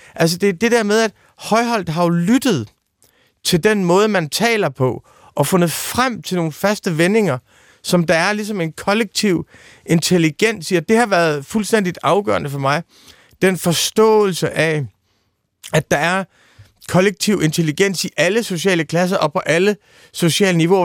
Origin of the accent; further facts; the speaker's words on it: East Jutland, Central Denmark Region, Denmark; jeg er født i Østjylland i 1974